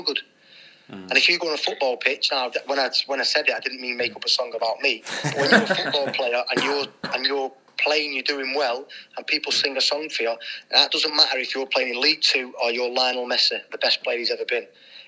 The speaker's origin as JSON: {"language": "English", "town": "Manchester", "region": "North West England", "country": "United Kingdom", "tie": "born or raised there", "said": "When I was growing up in the late 80s, early 90s, we're living on council estates in Manchester"}